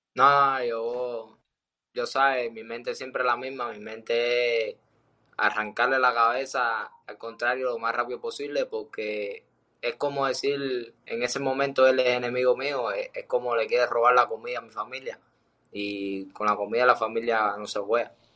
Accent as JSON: {"language": "Spanish", "country": "Cuba", "moved": "yes", "said": "salí de Cuba"}